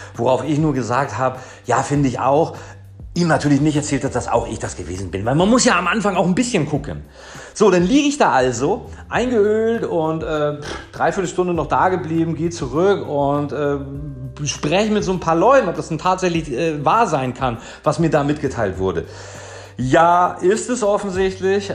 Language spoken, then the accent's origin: German; Kiel, Schleswig-Holstein, Germany; moved away as an adult; now in Marbella, Spain; ich komme ursprünglich aus Kiel. Ich lebte dort mein Leben lang und bin vor vier Jahren nach Marbella gekommen